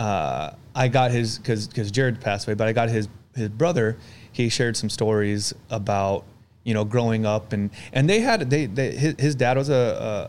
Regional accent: Arizona, United States; also born or lived in Chicago, Illinois; I moved from Chicago to Arizona and I was really young. I was 3 or 4 years old

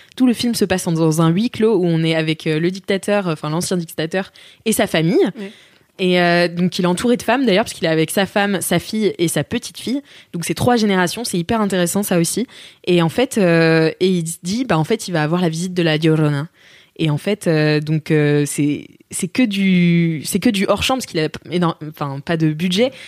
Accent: France; en tant que française

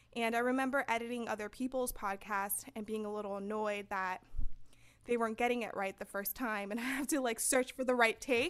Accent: San Fernando, California, United States; I'm from San Fernando, and you know, we didn't have people going to college

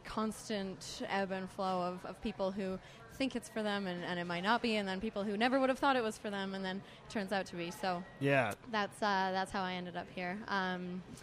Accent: Sylvan Lake, Alberta, Canada; now in Calgary, Canada; it was a very idyllic place to grow up. I grew up on an acreage outside of town

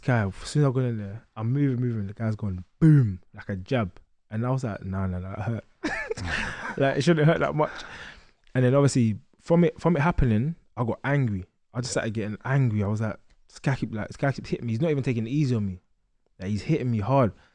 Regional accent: London, United Kingdom; I grew up in East London, um, Stratford and Gate

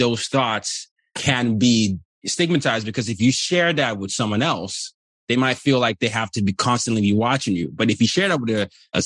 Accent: Nigeria; my culture as Nigerian

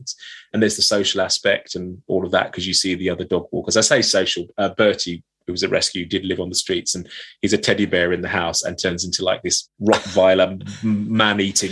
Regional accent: United Kingdom; I was brought up in East London, Essex

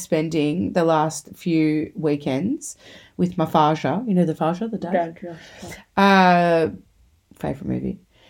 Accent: St. Catharines, Ontario, Canada; I'm from St. Catharines.

